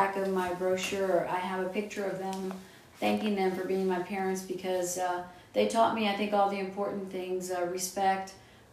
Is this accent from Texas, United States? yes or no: yes; Austin, Texas, United States; I was born and raised in Past Oak Hill near Dripping Springs